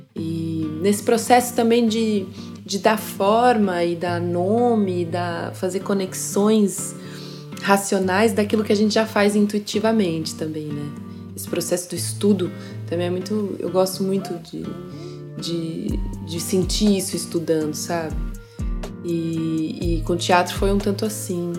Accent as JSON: {"language": "Portuguese", "region": "São Paulo", "country": "Brazil", "tie": "born or raised there", "moved": "as an adult", "lives_now": "Switzerland", "said": "Eu nasci em São Paulo"}